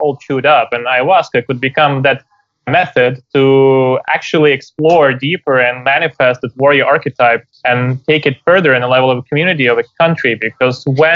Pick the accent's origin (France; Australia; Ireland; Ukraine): Ukraine; moved away; I'm from Ukraine originally